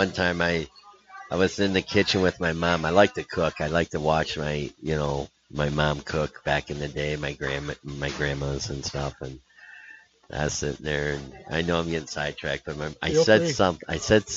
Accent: United States; I'm an American

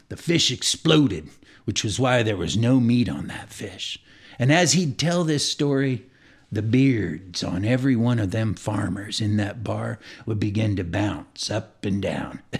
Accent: California, United States; So I grew up here in the Bay Area, but my family always kept a house in very rural southern Missouri, where my mother was from.

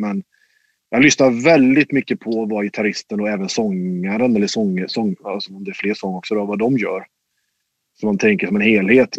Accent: Mariestad, Västra Götaland, Sweden; i Mariestad, där jag kommer ifrån

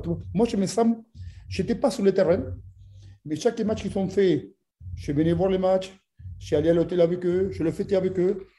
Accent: Argentina; French is a second language; now in France

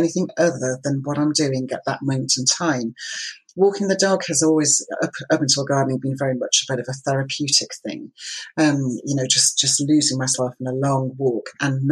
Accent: Isle of Lewis, Scotland, United Kingdom; I was brought up on the Isle of Lewis

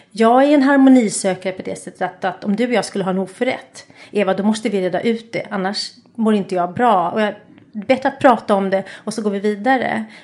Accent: Stockholm, Stockholm County, Sweden; jag kommer från Stockholm och jag är, eh, har två syskon, en äldre bror och en yngre bror.

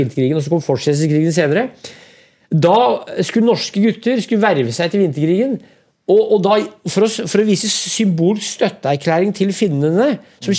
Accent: Brumunddal, Innlandet, Norway; moved away; also born or lived in Oslo; Brumunddal, der jeg vokste opp

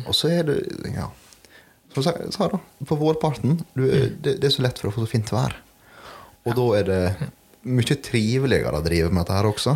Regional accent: Norway; der jeg kommer ifra

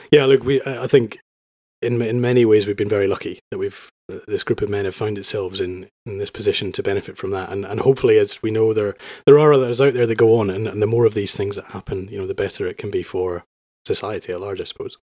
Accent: Edinburgh, Scotland, United Kingdom; moved away as an adult; also born or lived in London; I'm from Edinburgh. I lived for London in ten years

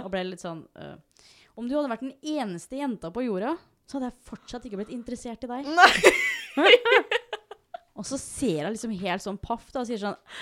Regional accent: Norway; jeg er født og oppvokst her

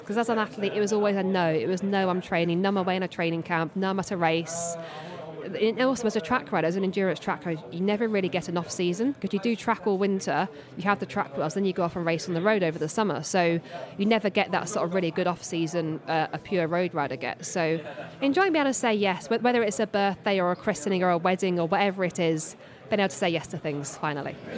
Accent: Surrey, South East England, United Kingdom; I'm from Surrey

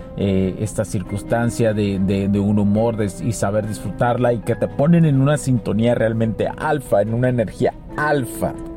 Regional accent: Mexico; Yo soy mexicano, o sea, yo, yo, soy mexicano, por los que lo preguntan, soy mexicano

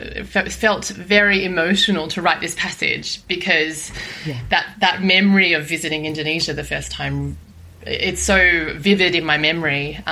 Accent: Sydney, New South Wales, Australia; moved away; also born or lived in London; Yeah, so I grew up in Sydney

